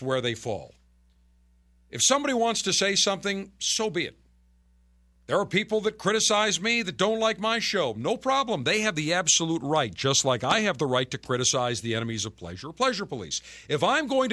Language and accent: English; Buffalo, New York, United States; the school that I went to growing up in Buffalo